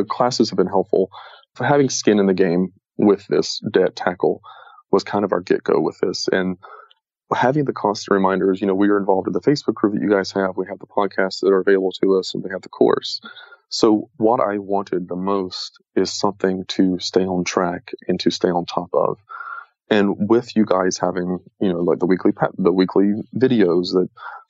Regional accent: the South, United States; moved away as an adult; I grew up in the South

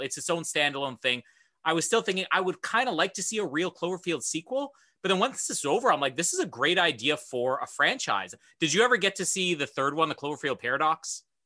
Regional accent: Canada; I'm Canadian

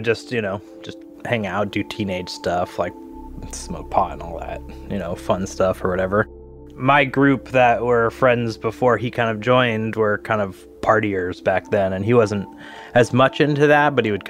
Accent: Seattle, Washington, United States; I'm from Seattle, Washington.

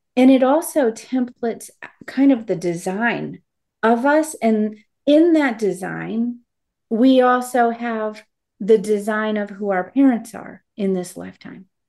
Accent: United States; I am to have been born an American

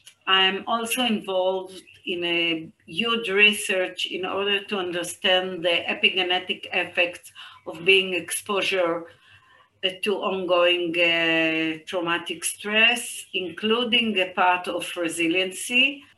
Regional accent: Israel; from Israel. I'm working near the border with Gaza.

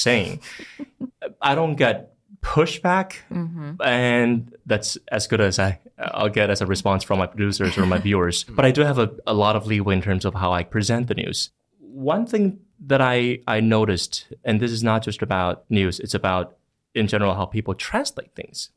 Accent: Longtan, Taoyuan, Taiwan; first language Mandarin Chinese; English is a second language; I came from Longtan Xiang. It's in Taoyuan.

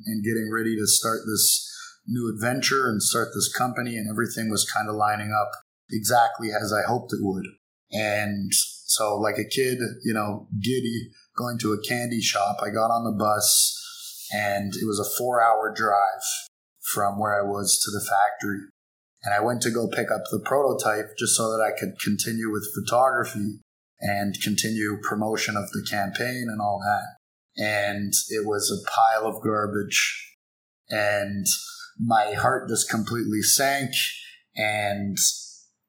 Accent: Toronto, Ontario, Canada; moved away as an adult; also born or lived in United States; now in Guangzhou, China; I'm from Toronto, from Canada

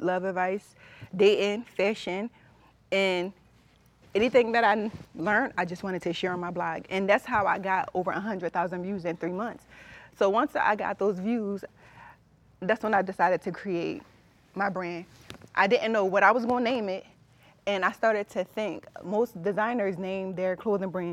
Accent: Philadelphia, Pennsylvania, United States; also born or lived in Delaware County, Pennsylvania; I'm from West Philly

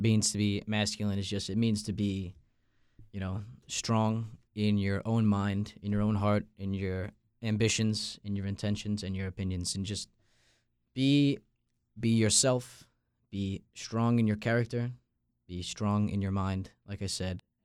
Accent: Long Island, New York, United States; moved away as an adult; now in North Carolina, United States; I'm from Long Island, New York

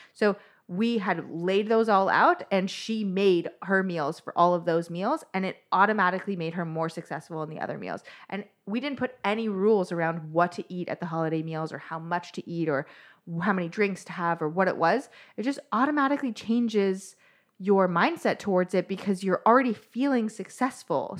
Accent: Toronto, Ontario, Canada; I am from Toronto, Canada

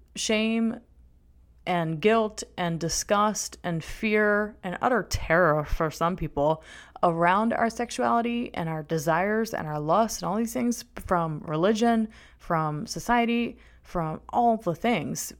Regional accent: North Shore of New Orleans, Louisiana, United States; moved away; I was born in the New Orleans, Louisiana area

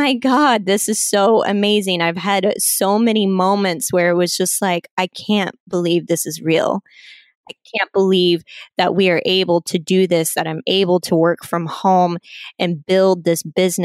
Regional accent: Kansas City, United States; moved away as an adult; now in San Diego, United States; We grew up in the Kansas City area, went to school out there. I never in a million years thought that I would move out to the West Coast, but here I am and I'm living in San Diego

